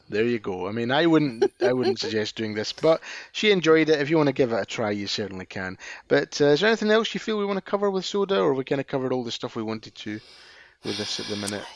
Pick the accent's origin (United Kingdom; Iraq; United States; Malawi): United Kingdom; Scotland; being a Scotsman